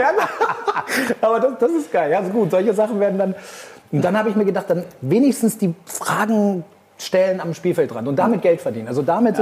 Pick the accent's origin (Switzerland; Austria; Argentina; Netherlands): Argentina; moved away; also born or lived in Hamburg; ich bin hier in Argentinien aufgewachsen